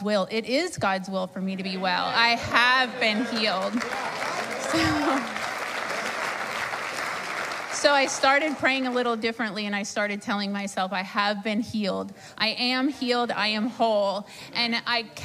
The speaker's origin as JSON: {"language": "English", "town": "Sarasota", "region": "Florida", "country": "United States", "said": "I'm from Sarasota, Florida."}